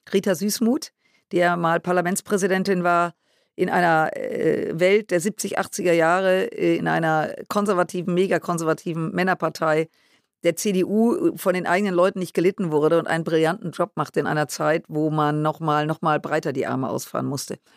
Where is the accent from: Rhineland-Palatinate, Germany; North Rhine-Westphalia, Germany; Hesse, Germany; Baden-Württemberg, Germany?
North Rhine-Westphalia, Germany; Düsseldorf; Und äh, ich komme ja aus Düsseldorf, äh, was uns beide unterscheidet.